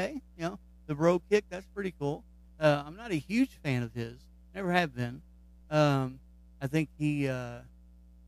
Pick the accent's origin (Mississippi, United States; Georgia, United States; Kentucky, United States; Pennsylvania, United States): Kentucky, United States; So he's in my home state.